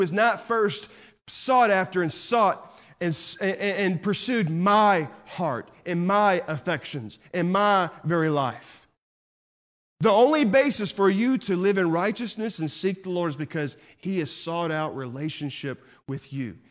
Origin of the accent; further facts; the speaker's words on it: Texas, United States; I'm from Texas